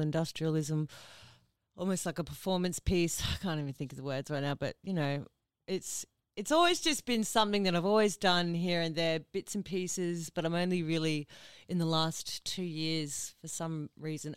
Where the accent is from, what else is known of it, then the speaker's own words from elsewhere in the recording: Ipswich, Queensland, Australia; I'm originally from Ipswich